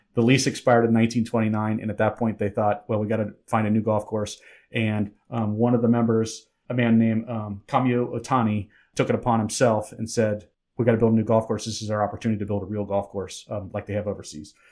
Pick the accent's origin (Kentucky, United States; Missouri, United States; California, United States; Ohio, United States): Ohio, United States; Cincinnati; I grew up in Cincinnati